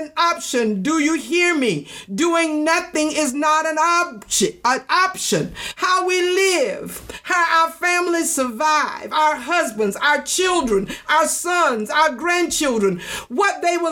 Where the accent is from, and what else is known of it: United States